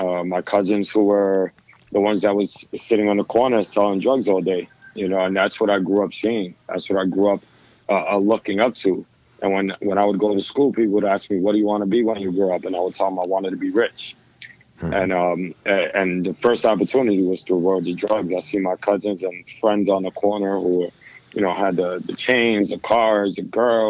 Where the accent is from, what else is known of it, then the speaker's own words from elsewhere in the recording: New York City, New York, United States; I was born and raised in the Lower East Side of Manhattan back in the 80s and 90s